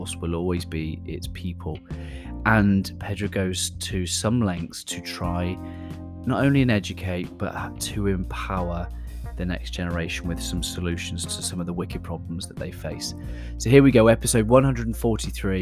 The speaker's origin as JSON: {"language": "English", "country": "United Kingdom", "accent": "British", "said": "my British accent"}